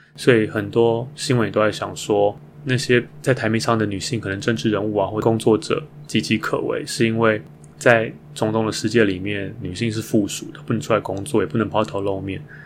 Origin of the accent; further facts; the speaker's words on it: Taiwan; 如果要成为我的故乡，常住在那里，那我还是会选择台湾